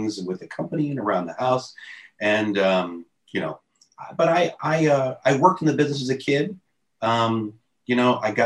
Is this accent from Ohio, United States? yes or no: yes; Youngstown, Ohio, United States; moved away; I'm from Youngstown, Ohio